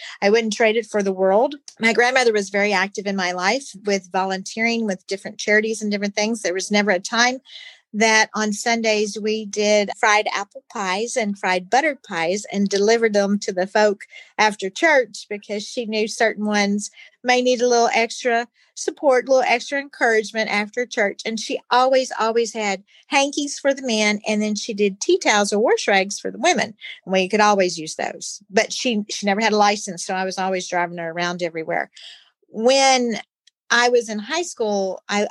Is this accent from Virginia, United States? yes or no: no; Rooster Run, Kentucky, United States; I am originally from Rooster Run, Kentucky, a little town in Nelson County, Bardstown